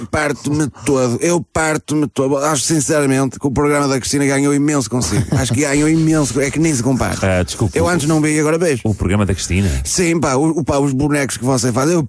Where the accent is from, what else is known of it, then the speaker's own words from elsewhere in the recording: Escalhão, Guarda, Portugal; Que eu não sou de lá. Eu sou do Escalhão. Faz parte do Conselho, mas é um bocadinho mais para cima. Eu fui para lá com 18 anos, só com a roupa do corpo